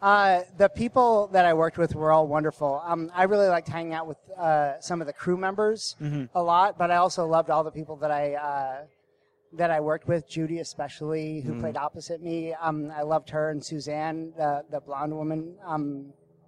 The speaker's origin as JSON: {"language": "English", "region": "Massachusetts", "country": "United States", "tie": "born or raised there", "also_born_or_lived": "New York", "said": "I was born in New York, and we were kind of back and forth to New York from the town of Massachusetts where I was living"}